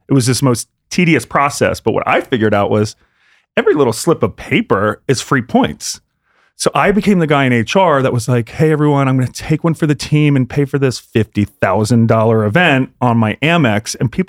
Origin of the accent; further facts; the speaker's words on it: Pennsylvania, United States; we grew up in outside of Philly, you know, to the shore or whatever, Orlando.